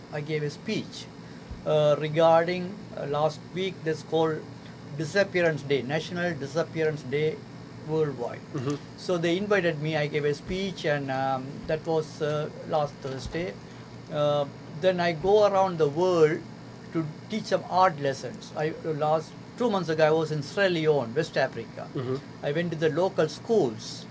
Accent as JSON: {"language": "English", "country": "Sri Lanka", "moved": "yes", "lives_now": "United States", "said": "I'm originally from Sri Lanka. It's next to India, a small island. I've been here almost 41 years."}